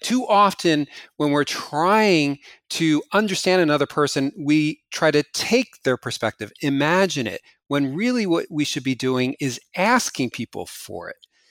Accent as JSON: {"language": "English", "region": "New Jersey", "country": "United States", "tie": "born or raised there", "moved": "yes", "said": "New Jersey, my hometown"}